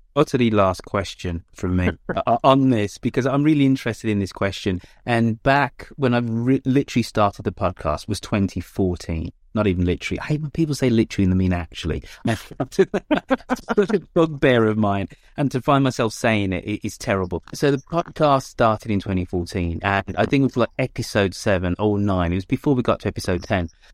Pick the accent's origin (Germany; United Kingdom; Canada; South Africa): United Kingdom; England; As somebody who is very English, of Jamaican parentage